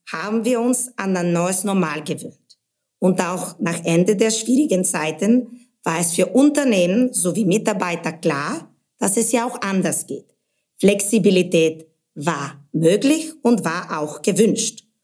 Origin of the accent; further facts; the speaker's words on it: Sofia, Sofia City, Bulgaria; moved away as an adult; also born or lived in England / Spain / Munich; now in Germany; Ursprünglich komme ich aus Bulgarien, bin in Sofia aufgewachsen, dann mit 18 bin ich schon im Ausland, erst nach England für meinen Bachelor in Betriebswirtschaft und dann nach Spanien für einen Master in Marketing und Kommunikation.